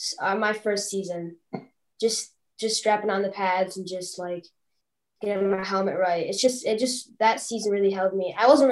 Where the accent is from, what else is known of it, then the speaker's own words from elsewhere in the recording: Toledo, Ohio, United States; class 2027. I grew up in Toledo most of my life.